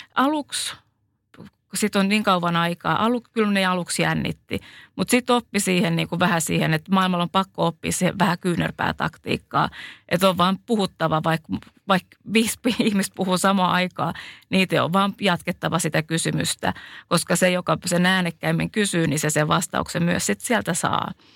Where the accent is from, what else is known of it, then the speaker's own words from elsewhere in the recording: Finland; accent: Finnish; moved away; vaikka mä oon ollut pitkään maailmalla, niin kyllä mulla on se suomalainen aksentti